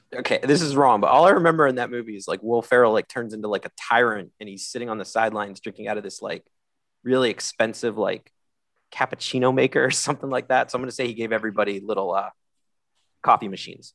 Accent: Pittsburgh, Pennsylvania, United States; I'm from Pittsburgh

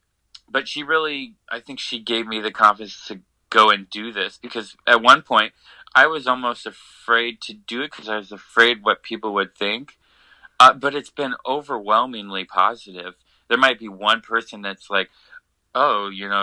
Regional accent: Columbus, Ohio, United States; moved away; I went to Columbus, back to my hometown

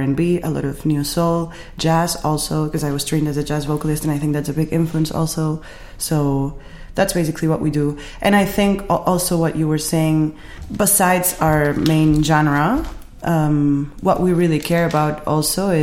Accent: Barcelona, Catalonia, Spain; I'm from Barcelona.

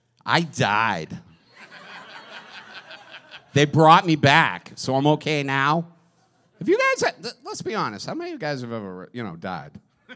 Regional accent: Hingham, Massachusetts, United States; I grew up in Hingham.

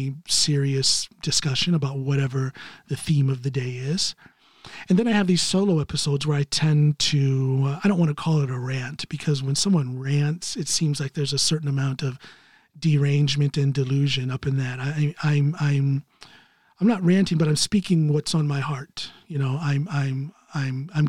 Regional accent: United States; moved away as an adult; now in Norway; I'm an American citizen living outside of the United States.

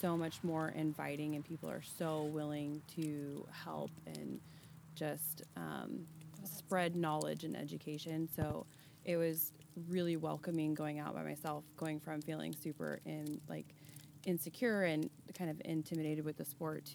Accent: Independence, United States; I am from Independence

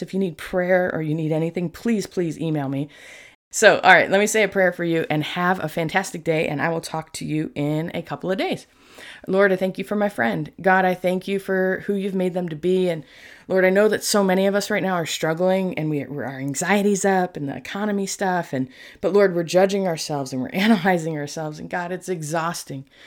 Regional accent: New York, United States; moved away; I was born in New York

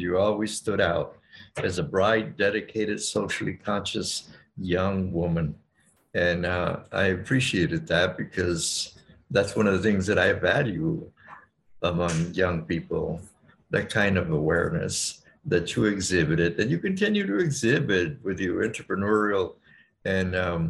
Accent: Texas border, United States; I was born and grew up within a working class Mexican family on the border. My family on both sides, my paternal and maternal sides, date their ancestry back to the 1700s on the border.

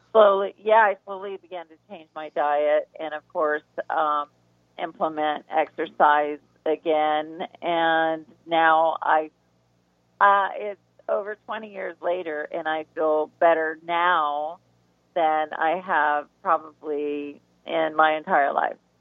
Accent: the South, United States; we're from the South, and all the foods there

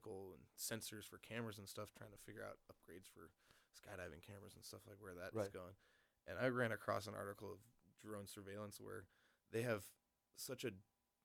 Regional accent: Niwot, Colorado, United States; also born or lived in Fort Collins, Colorado; I was born in Fort Collins, up in North Colorado, and moved down to Boulder when I was real young.

